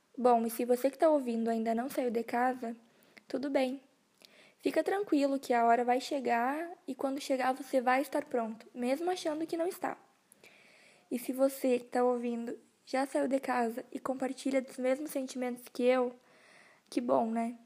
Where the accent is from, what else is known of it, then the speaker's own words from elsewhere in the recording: Rosário do Sul, Rio Grande do Sul, Brazil; moved away as an adult; now in Frederico Westphalen, Brazil; eu sou natural de Rosário do Sul e atualmente eu moro em Frederico Westphalen